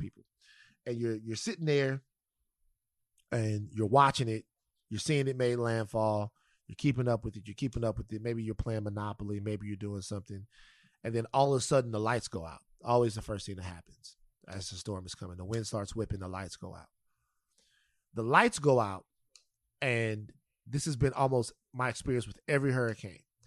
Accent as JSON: {"language": "English", "region": "South Louisiana", "country": "United States", "tie": "born or raised there", "moved": "yes", "said": "the people of South Louisiana right now, my home state"}